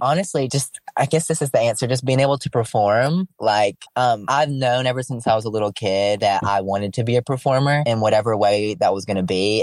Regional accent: Alabama, United States; I'm from Alabama

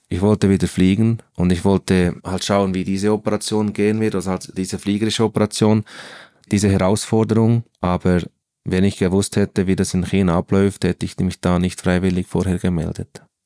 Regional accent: Bern, Switzerland; also born or lived in Central Switzerland; ich bin in Bern aufgewachsen

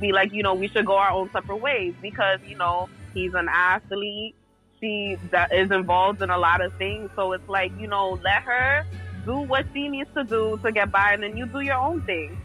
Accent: Boston, Massachusetts, United States; moved away as an adult; also born or lived in New York; I'm home in Boston

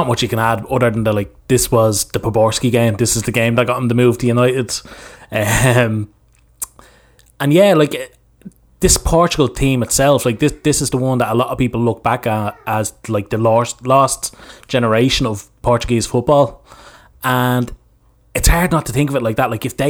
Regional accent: Ireland; as an Irish person

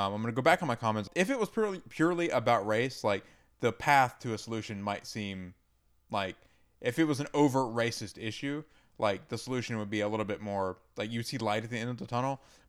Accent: the South, United States; Because I grew up in the South.

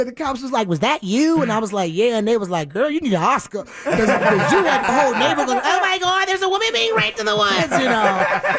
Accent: Newport News, Virginia, United States; Originally Newport News, Virginia.

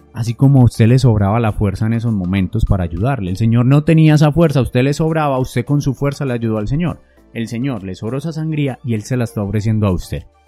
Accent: Antioquia, Colombia; Yo soy un colombiano, una persona de Antioquia

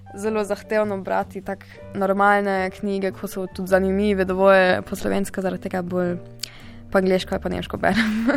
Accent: Freiburg, Baden-Württemberg, Germany; prihajam iz Nemčije, iz Freiburga

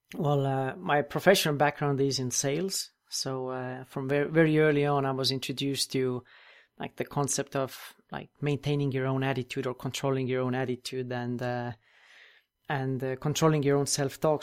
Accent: Estonia; also born or lived in United States; I'm originally from Europe, and that's where I live now as well, in Estonia, tiny country, northeastern corner of Europe

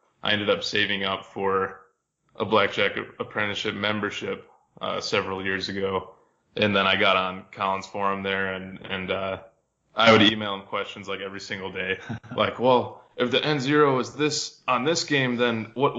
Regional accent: Michigan, United States; I grew up in Michigan

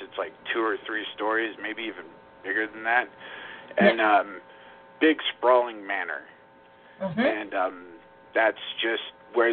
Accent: Arizona, United States; I grew up in Arizona

